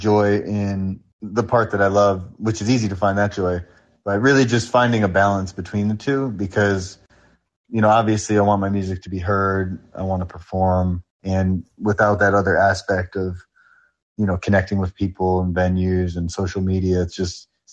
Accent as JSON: {"language": "English", "region": "New York", "country": "United States", "said": "I'm from New York"}